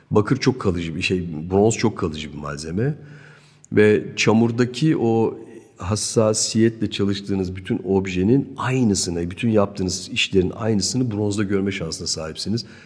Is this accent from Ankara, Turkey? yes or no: no; Zonguldak, Turkey; born there; also born or lived in Germany; Evet, Türkiye Zonguldak doğumluyum. İstanbul'da bir akademide bir 3 sene kadar eğitimim var. Ondan sonra bir Almanya süreci var ee, ki bu da 20-25 sene belki hatta 30 seneyi bağlayan bir süreç.